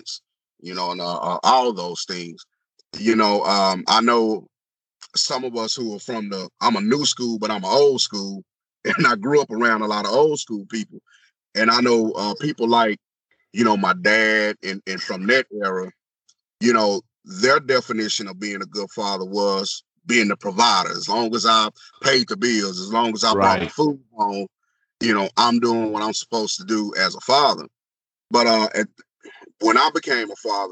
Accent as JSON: {"language": "English", "town": "Marlin", "region": "Texas", "country": "United States", "tie": "born or raised there", "said": "I'm born and raised here in Marlin. I've been here, you know, all of my life"}